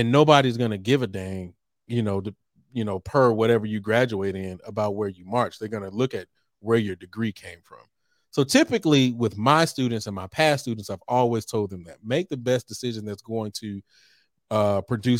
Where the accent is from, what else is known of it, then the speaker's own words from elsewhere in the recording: Texas, United States; moved away as an adult; also born or lived in Norfolk, Virginia; I came from Texas and went to Norfolk State